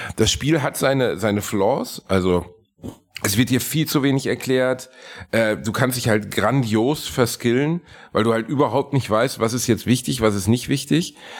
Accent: Germany; ich bin Deutscher

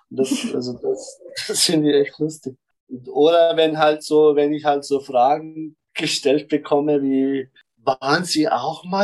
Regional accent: Germany; now in Vienna, Austria; Also ich komme aus Deutschland hierher und ich sehe dich, du sprichst Wienerisch

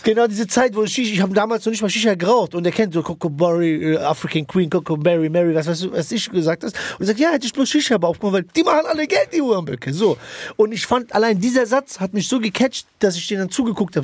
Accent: Frankfurt, Hesse, Germany; wir sind Frankfurter

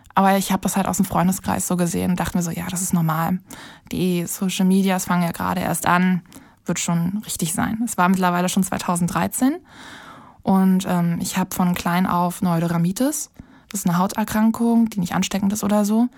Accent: Berlin, Germany; in meiner Heimatstadt, also in Berlin

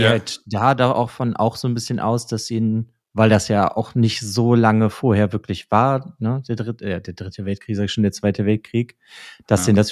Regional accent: Germany; als Deutscher

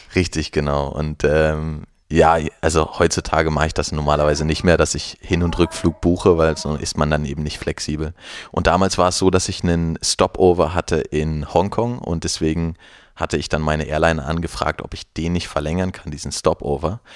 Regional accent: Mecklenburg-Vorpommern, Germany; ich bin in einer kleinen Stadt ähm, aufgewachsen in Mecklenburg-Vorpommern

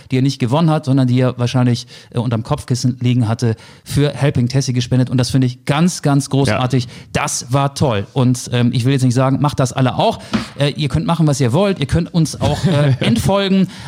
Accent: Northern Germany, Germany; Wir kommen ja aus dem Norden, wir senden aus Hamburg

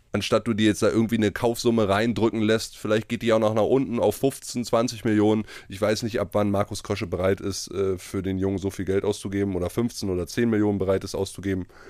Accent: Gramzow, Brandenburg, Germany; moved away; Mein Dorf, der VfB Gramso

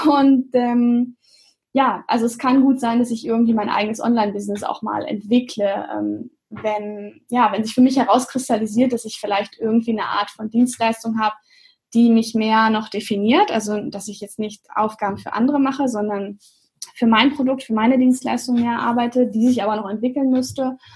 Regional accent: Göttingen, Lower Saxony, Germany; Ich bin aus Göttingen, genau.

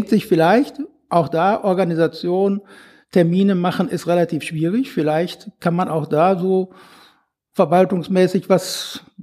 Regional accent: Bochum, North Rhine-Westphalia, Germany; früher gab's äh, da wo ich herkomme, Riemke gab's auch eine äh

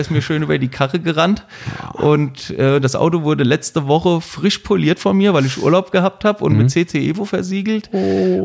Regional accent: Wiesbaden, Hesse, Germany; ich komme ja aus Wiesbaden, also aus dem Ortsteil von Wiesbaden

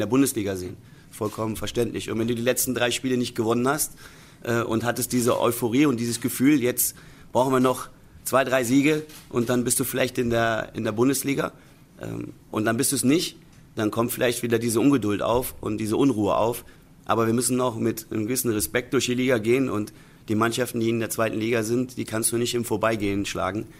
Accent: Cologne, North Rhine-Westphalia, Germany; ich bin selber in Köln groß geworden

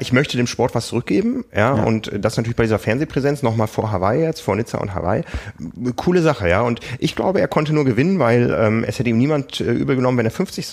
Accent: Osnabrück, Lower Saxony, Germany; moved away; meiner Heimat Osnabrück

